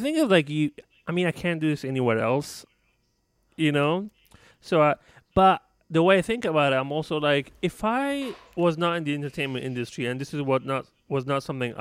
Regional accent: Libya; moved away; I wasn't born and raised here. You know, I'm not from this country. I'm from Libya originally

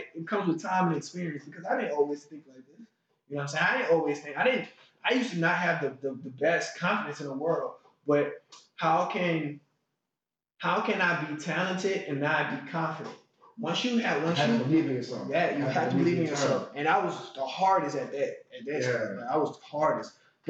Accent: Hollywood, California, United States; Because I'm from Hollywood. I've never had a lobster day in my life.

